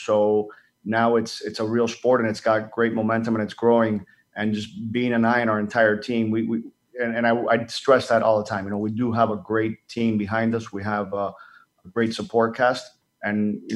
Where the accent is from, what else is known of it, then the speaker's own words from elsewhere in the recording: Dominican Republic; I grew up in the Dominican Republic